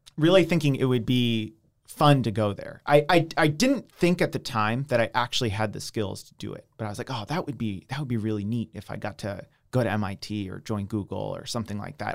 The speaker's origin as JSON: {"language": "English", "town": "Downingtown", "region": "Pennsylvania", "country": "United States", "tie": "born or raised there", "also_born_or_lived": "Long Island, New York", "said": "I grew up in Downingtown, uh, which is right near Westchester"}